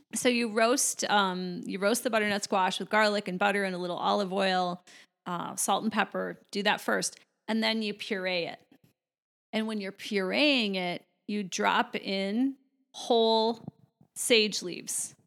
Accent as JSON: {"language": "English", "town": "Chicago", "region": "Illinois", "country": "United States", "said": "I'm originally from Chicago"}